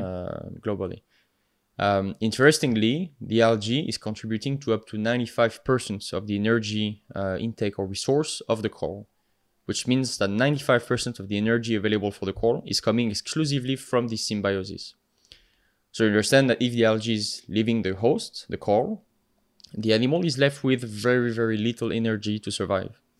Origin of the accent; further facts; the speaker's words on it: the Alps, France; accent: French; English is a second language; moved away; I'm from France, uh, if you couldn't tell with my accent. Uh, originally from the Alps, so from the mountain regions